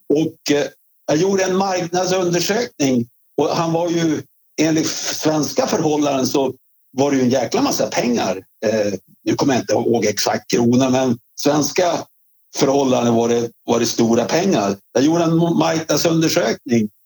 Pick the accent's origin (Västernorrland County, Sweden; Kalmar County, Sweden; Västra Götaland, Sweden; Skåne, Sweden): Västernorrland County, Sweden; Svedjeholmen; moved away as an adult; also born or lived in Örnsköldsvik / Stockholm / New York; när jag kom från Svedjeholmen